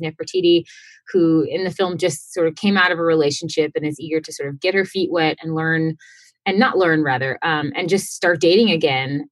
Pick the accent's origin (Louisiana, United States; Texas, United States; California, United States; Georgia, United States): Texas, United States; Houston; I am originally from Houston, Texas